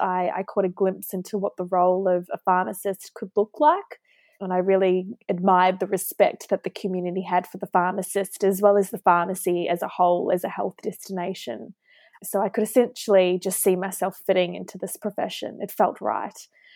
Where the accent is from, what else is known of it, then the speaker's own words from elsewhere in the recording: Auckland, New Zealand; moved away as an adult; also born or lived in Queensland, Australia / Hobart, Tasmania, Australia; now in Melbourne, Australia; So Ali, I actually grew up in Auckland, New Zealand with my mum, dad and younger brother. I did all of my schooling there, primary, secondary, and then I moved to Australia in 2014 to embark on my university journey.